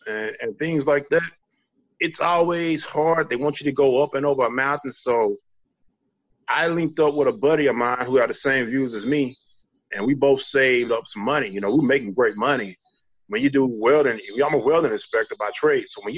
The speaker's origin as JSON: {"language": "English", "town": "Daingerfield", "region": "Texas", "country": "United States", "tie": "born or raised there", "said": "I'm from Dangerfield, Texas, former military guy. I reside in East Texas right now. Now, a little more about me, I'm a born and raised East Texas country boy"}